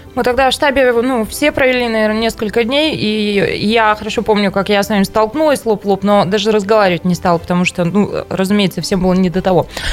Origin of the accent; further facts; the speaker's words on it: Taishet, Irkutsk Oblast, Russia; поездка на мою малую родину. Тайшету привет